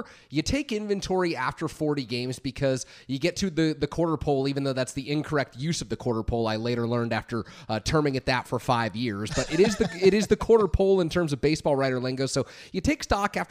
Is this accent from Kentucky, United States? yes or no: no; San Francisco, California, United States; I grew up in San Francisco, grew up a Giants fan